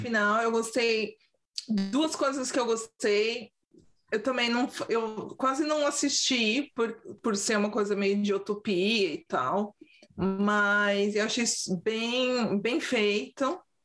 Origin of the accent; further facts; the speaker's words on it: São Paulo, Brazil; accent: paulistês; also born or lived in London; now in Sweden; Meu sotaque paulistês